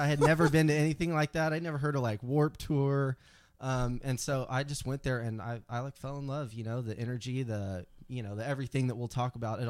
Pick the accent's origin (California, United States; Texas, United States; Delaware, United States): Texas, United States; Dallas; also born or lived in Austin, Texas; we grew up in Dallas together.